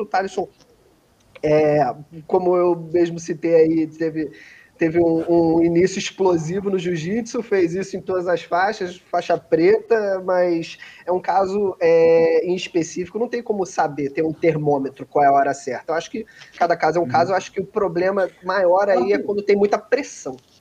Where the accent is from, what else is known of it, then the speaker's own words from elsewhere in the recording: Rio de Janeiro, Brazil; Eu sou do Rio de Janeiro